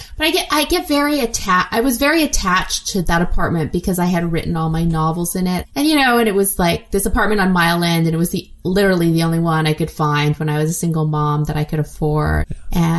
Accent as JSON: {"language": "English", "town": "Montreal", "region": "Quebec", "country": "Canada", "tie": "born or raised there", "said": "I am. Yes."}